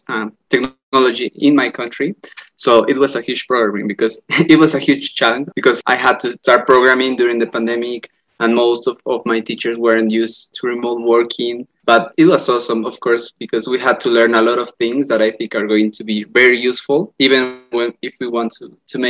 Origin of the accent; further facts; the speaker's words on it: La Paz, Bolivia; I am from La Paz, Bolivia